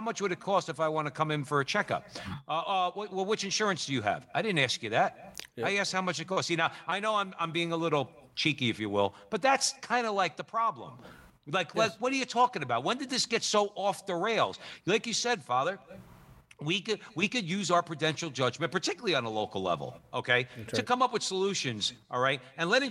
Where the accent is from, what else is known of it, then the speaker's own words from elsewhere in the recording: New Jersey, United States; we're from New Jersey